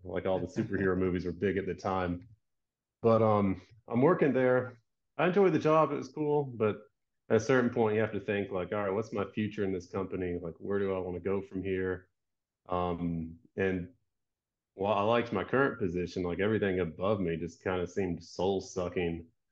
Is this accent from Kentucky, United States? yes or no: no; Georgia, United States; moved away as an adult; also born or lived in California; my upbringing, I'm from Georgia, the South, um, attended, like, a Christian school from, like, third to twelfth grade